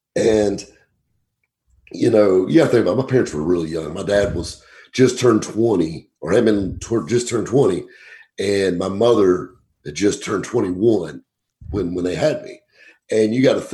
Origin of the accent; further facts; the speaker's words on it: Greenville, South Carolina, United States; I grew up right here in Greenville, South Carolina